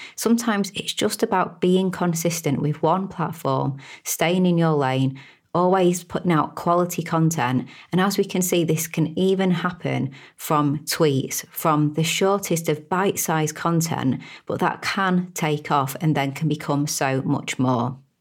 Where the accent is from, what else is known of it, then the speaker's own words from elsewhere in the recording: United Kingdom; I'm a Brit, as you can probably tell from my accent.